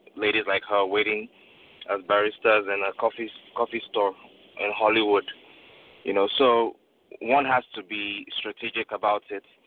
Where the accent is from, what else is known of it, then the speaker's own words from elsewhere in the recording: Nigeria; now in United States; I grew up in Nigeria